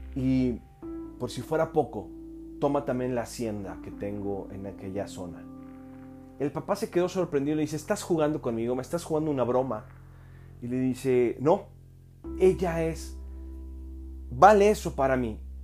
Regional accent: Mexico; yo soy mexicano

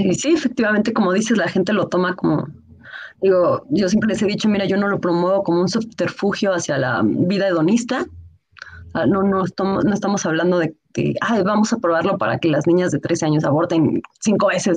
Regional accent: Mexico; also born or lived in Mexico City; soy escritora, soy mexicana. Ahorita, bueno, me encuentro en el Estado de México. Yo soy, bueno, vivo en Ciudad de México

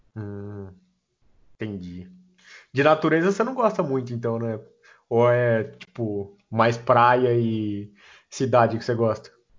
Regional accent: interior of São Paulo, Brazil; Eu sou do interior de São Paulo.

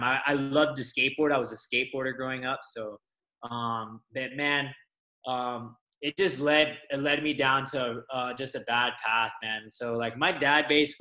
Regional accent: Las Vegas, Nevada, United States; moved away as an adult; also born or lived in Los Angeles, United States; now in Kauai, United States; I grew up in Las Vegas. So I'm actually, I was born in LA and grew up in Las Vegas

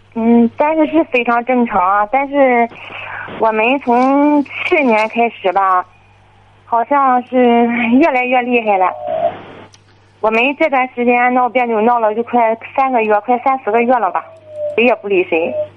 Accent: Qihe, Shandong, China; 我是齐河的

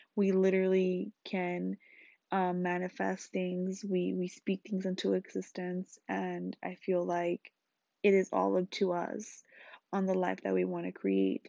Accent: Los Angeles, California, United States; I grew up in Salsa Anchoa, L A.

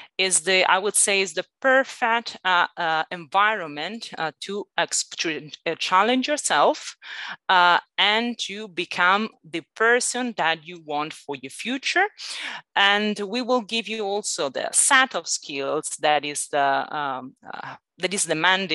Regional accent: Italy; accent: Italian; English is a second language; moved away as an adult; also born or lived in Northern Ireland / Malaysia / London; now in Barcelona, Spain; I'm Italian originally. Sorry, you might actually get that from my accent.

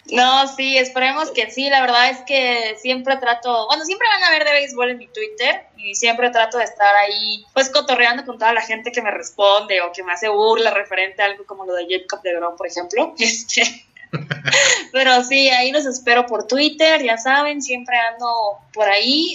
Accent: Mexico; como mexicanos

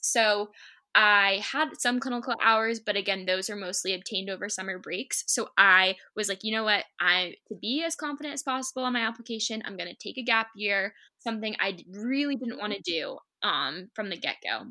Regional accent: Shrewsbury, Massachusetts, United States; I grew up in Shrewsbury, Mass, my whole life

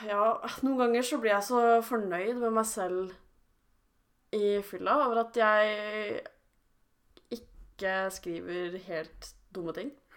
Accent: around Oslo, Viken, Norway; vi rundt Oslo

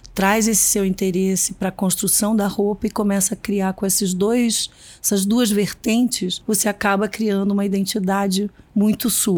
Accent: Minas Gerais, Brazil; eu sou mineira também

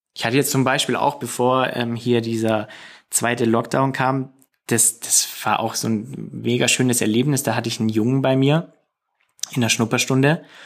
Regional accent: Singen, Baden-Württemberg, Germany; bei uns in Singen

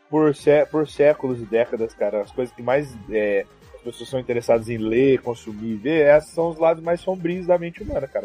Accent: Brazil; Eu, como brasileiro, né, como brasileirinho

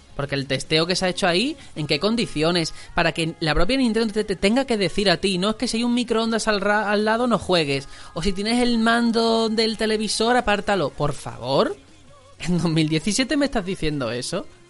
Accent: Algeciras, Andalusia, Spain; now in Fuenlabrada, Spain; Yo soy fuenlabreño de adopción porque soy de Algeciras, aquí estoy viviendo.

